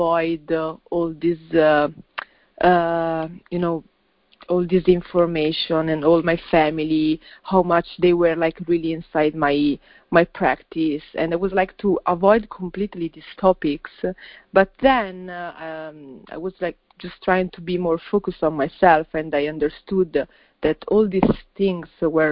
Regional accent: Milan, Lombardy, Italy; I was born and raised in Milan, but I mean, you know, my family is from another country

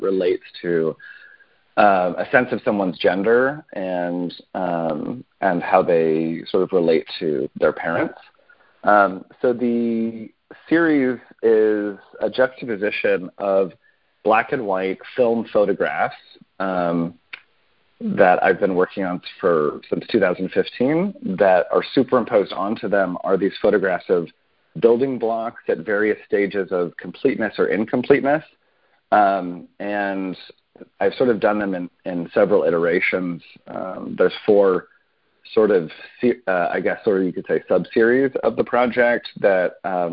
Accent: Arizona, United States; I grew up in Arizona and in a bit of a conservative environment

